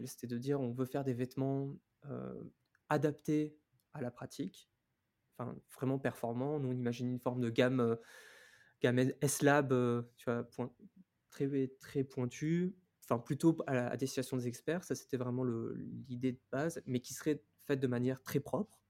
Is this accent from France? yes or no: yes; Lille, Hauts-de-France, France; moved away; also born or lived in New Caledonia; Moi, je suis originaire de Lille